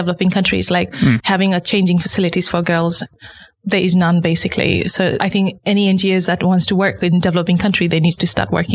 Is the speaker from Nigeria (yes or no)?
no; Nepal; moved away as an adult; now in United Kingdom; Growing up in Nepal